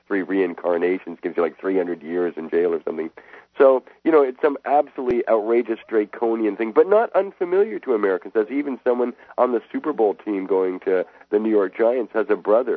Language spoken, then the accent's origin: English; Canada; I'm a Canadian. I've never been to the United States in all this time.